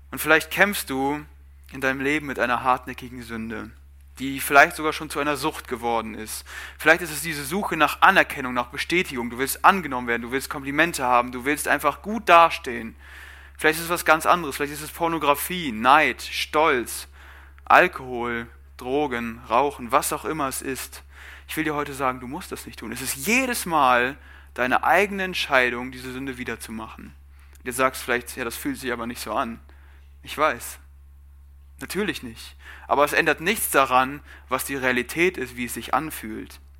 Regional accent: Germany; Ich bin Deutscher, das ist meine Nationalität, aber wer bin ich?

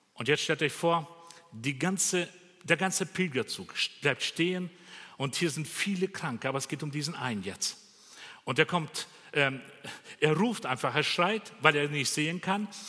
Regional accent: Bavaria, Germany; bei uns in Bayern

